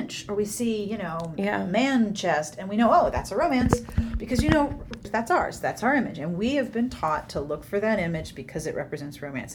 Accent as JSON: {"language": "English", "town": "Pittsburgh", "region": "Pennsylvania", "country": "United States", "tie": "born or raised there", "said": "I'm from the East Coast. I grew up in Pittsburgh"}